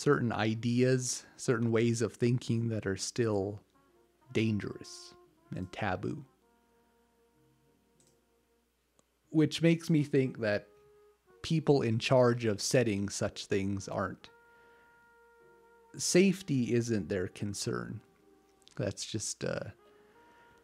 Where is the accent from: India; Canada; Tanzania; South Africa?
Canada; even though I'm not American, I'm Canadian